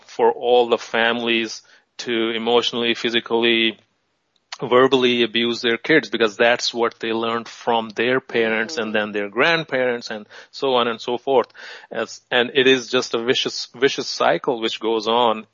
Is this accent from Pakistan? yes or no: yes; Pakistan; I was born in Pakistan